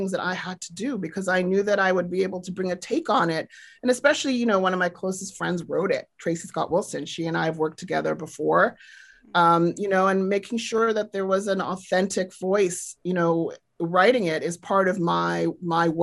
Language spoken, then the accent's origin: English; South Africa; I grew up in South Africa during apartheid, and I grew up in a political household